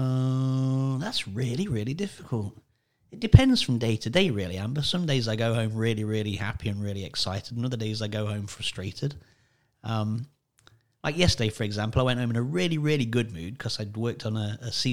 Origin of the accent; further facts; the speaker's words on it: Sutton-in-Ashfield, East Midlands, United Kingdom; moved away; I'm from a very small place, roughly in the middle of England, called Sutton in Ashfield